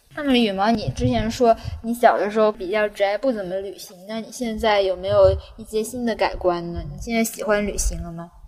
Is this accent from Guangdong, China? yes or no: yes; Guangzhou, Guangdong, China; first language Cantonese; Chinese is a second language; also born or lived in Nanjing; 我生在大城市